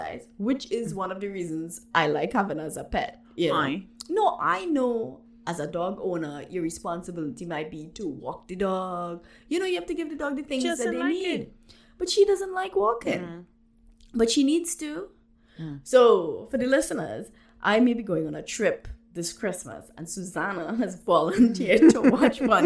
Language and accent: English; Trinidad & Tobago; first language Trinidad English; now in Canada; I am from Trinidad.